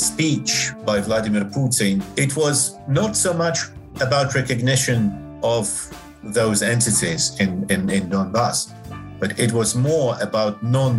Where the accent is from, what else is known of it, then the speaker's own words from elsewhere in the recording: Minsk, Belarus; born there; also born or lived in Donetsk, Ukraine; I was born in Minsk in Belarus, but my mother is Ukrainian and my father is Russian. And I have lived in all three, including during the times of the Soviet Union. I lived in Donetsk for 4 years